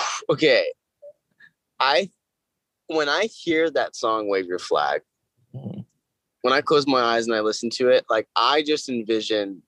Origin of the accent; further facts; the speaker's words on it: Orange County, California, United States; we filmed it in my hometown and went to my favorite taco shop and went to the roller rink that I grew up going